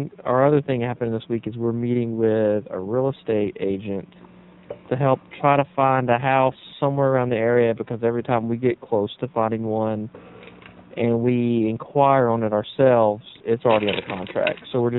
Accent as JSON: {"language": "English", "town": "Gardendale", "region": "Alabama", "country": "United States", "tie": "born or raised there", "said": "my hometown paper where I grew up, which is here in Gardendale."}